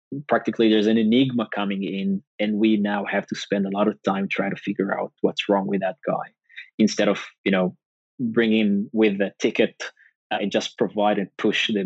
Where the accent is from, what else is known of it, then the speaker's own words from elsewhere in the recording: Northern District, Israel; I grew up in the north